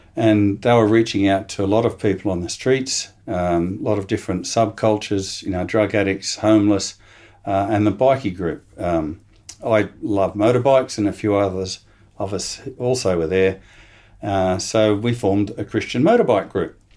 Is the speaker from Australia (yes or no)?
yes; Sydney, New South Wales, Australia; moved away as an adult; now in Adelaide, Australia; in Sydney. I'm a, I'm an import from the eastern states, but I came here when I was about eighteen. Um, did all my schooling, product of the state, et cetera, uh, over in New South Wales